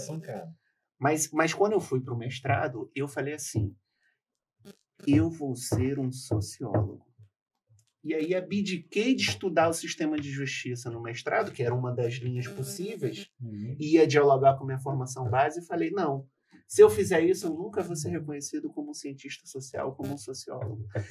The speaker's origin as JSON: {"language": "Portuguese", "region": "Rio de Janeiro", "country": "Brazil", "tie": "born or raised there", "also_born_or_lived": "Espírito Santo", "said": "Eu não tive o privilégio de nascer no Rio de Janeiro, embora eu tenha passado a minha vida toda no Rio. Eu nasci no Espírito Santo e vim muito novo para o Rio de Janeiro."}